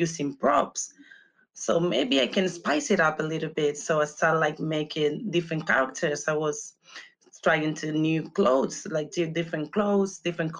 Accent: Canary Islands, Spain; moved away as an adult; also born or lived in London, United Kingdom; I'm from the Canary Islands. It's a small island, so it's not much going on

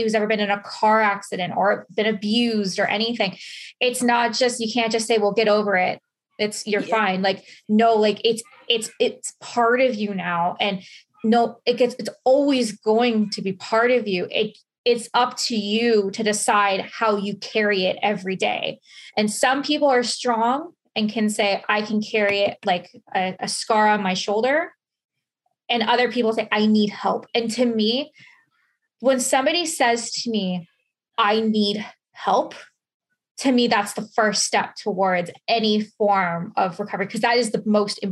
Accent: London, Ontario, Canada; I grew up in London. It's about an hour away from where I live now.

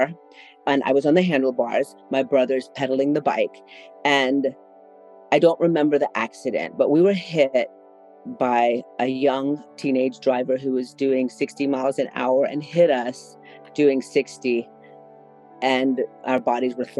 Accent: New Orleans, Louisiana, United States; moved away as an adult; also born or lived in Metairie, Louisiana; now in Austin, United States; I was born and raised in New Orleans, Louisiana, and moved away when it was time for college

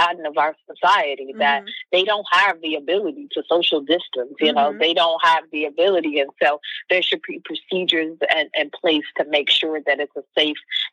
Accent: Midwest, United States; I'm a girl from the Midwest

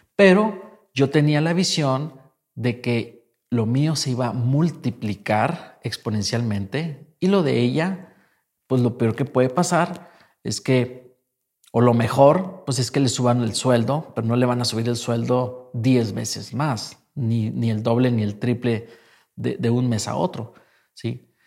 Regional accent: Mexico; yo vengo de México

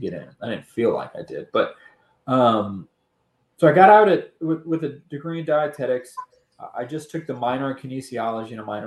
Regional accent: New Orleans, Louisiana, United States; originally growing up in New Orleans

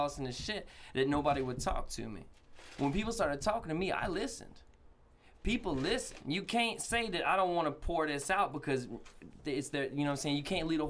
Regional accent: Jacksonville, Florida, United States; I grew up in Southside Jacksonville, Florida

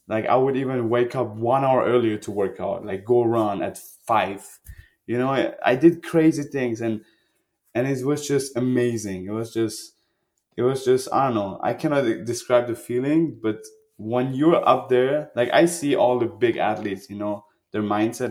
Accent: Germany; also born or lived in Iran; I grew up in Germany. Like I was a refugee

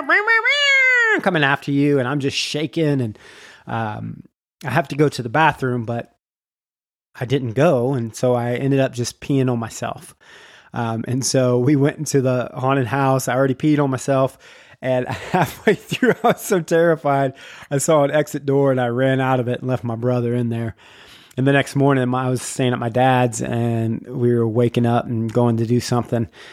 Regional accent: Jacksonville, Florida, United States; we are from Jacksonville, Florida, which is Duval County

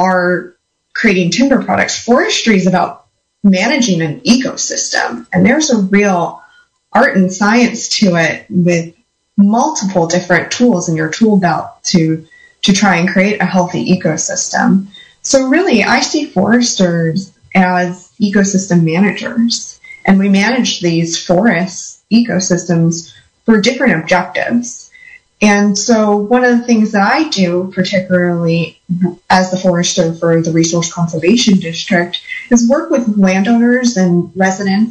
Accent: Santa Cruz County, California, United States; I grew up in Santa Cruz County

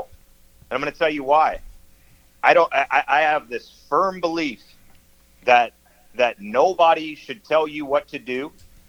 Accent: United States; moved away as an adult; also born or lived in Los Angeles, California; now in Southern Missouri, United States; I grew up in the D.C. area, but it was like Northern Virginia and D.C. I was born in Washington D.C.

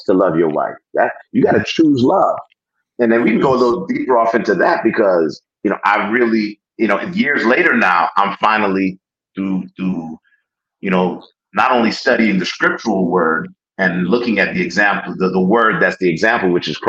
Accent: New Jersey, United States; accent: Jersey; My Jersey accent

